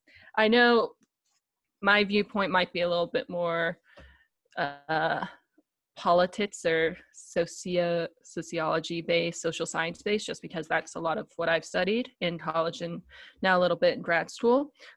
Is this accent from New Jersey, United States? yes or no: no; Tennessee, United States; But I'm actually from Tennessee, so it's very surprising I don't have a stronger Southern accent.